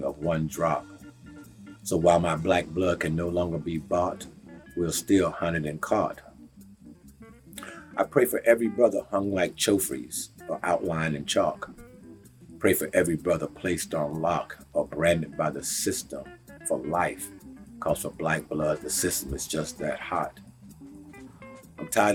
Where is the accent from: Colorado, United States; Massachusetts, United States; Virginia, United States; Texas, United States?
Texas, United States; moved away as an adult; now in Maine, United States; I'm born and raised in Texas. I came to Maine in the military and the Navy